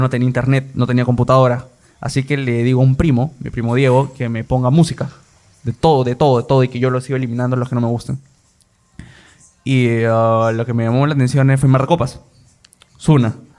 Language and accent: Spanish; Lima, Peru; also born or lived in Iquitos / Peru–Colombia–Brazil tri-border area; Yo soy de Lima, he nacido acá, pero he vivido un año en Iquitos y cuatro años en frontera, en la trifrontera Perú, Colombia y Brasil. Ahí he estado desde tercero y primaria hasta primero y secundaria.